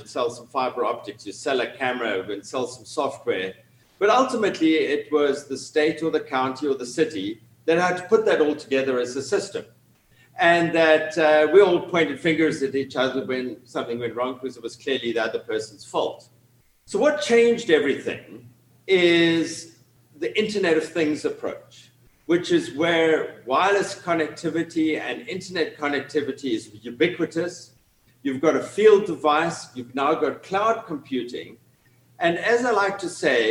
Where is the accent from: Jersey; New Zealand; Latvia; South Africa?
South Africa; Cape Town, Western Cape; moved away as an adult; now in Atlanta, United States; from my accent, you can tell I'm originally from Cape Town in South Africa